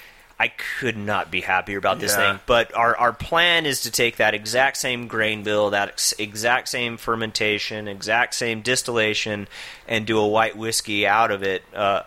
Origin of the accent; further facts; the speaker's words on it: Albuquerque, New Mexico, United States; I grew up here in Albuquerque.